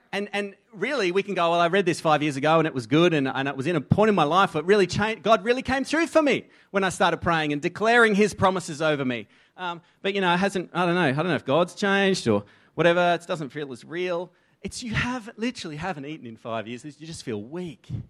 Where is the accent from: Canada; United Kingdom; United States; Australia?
Australia; accent: Aussie; first language English; I grew up in an environment that was fed into me. The inputs were English or Aussie